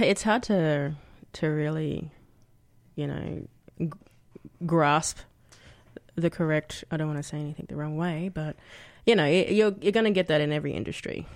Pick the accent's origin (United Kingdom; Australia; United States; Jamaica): Australia; Brisbane, Queensland; moved away as an adult; now in Canberra, Australia; I grew up in Anala. It's a little suburb on the outskirts of, uh, Brisbane. uh, Queensland.